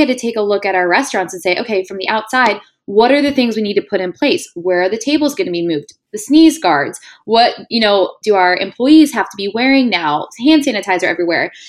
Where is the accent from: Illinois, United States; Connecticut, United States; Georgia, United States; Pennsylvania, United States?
Pennsylvania, United States; Pittsburgh; moved away as an adult; now in New York City, United States; I'm born and raised in Pittsburgh